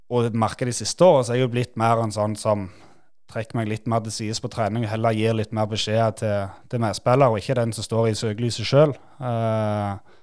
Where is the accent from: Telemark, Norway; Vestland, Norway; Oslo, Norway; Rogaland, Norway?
Rogaland, Norway; Nærbø; Vi, vi liker oss godt der vi er fra, og liker oss godt hjemme